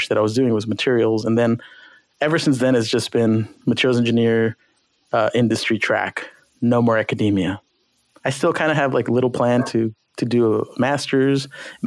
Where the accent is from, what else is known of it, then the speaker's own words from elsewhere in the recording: South Gate, California, United States; also born or lived in Downey, California; I grew up in Southgate, California, moved to Downey, California, where I finished high school.